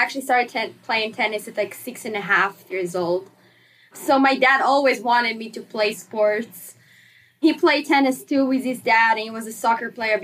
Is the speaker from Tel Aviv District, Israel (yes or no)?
yes; Herzliya, Tel Aviv District, Israel; moved away as an adult; now in Blacksburg, United States; I'm from Israel, actually, Herzliya, Israel